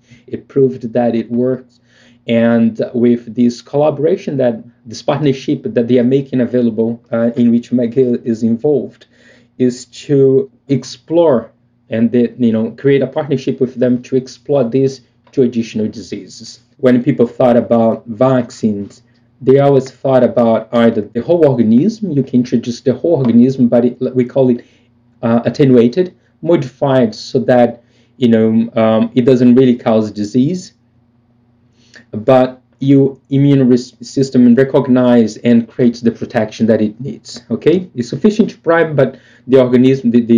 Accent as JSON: {"language": "English", "country": "Brazil", "tie": "born or raised there", "moved": "yes", "said": "growing up in Brazil"}